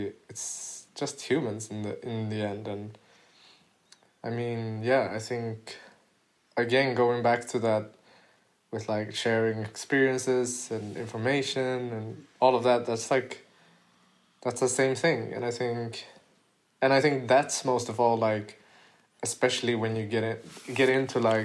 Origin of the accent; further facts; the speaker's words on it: Gothenburg, Västra Götaland, Sweden; in my city, in my hometown, Gothenburg